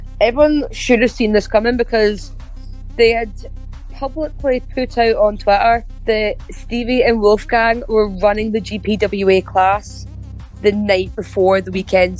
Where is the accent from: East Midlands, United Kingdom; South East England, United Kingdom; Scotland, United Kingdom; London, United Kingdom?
Scotland, United Kingdom; Edinburgh; born or raised there